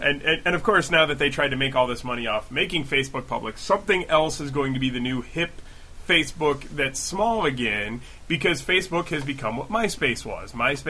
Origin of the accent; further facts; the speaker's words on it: Chicago, Illinois, United States; moved away; I'm from Chicago originally.